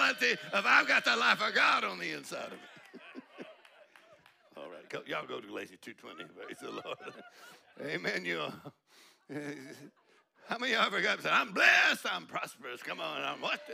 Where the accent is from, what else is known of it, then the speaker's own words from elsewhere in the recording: Texas, United States; we're from Texas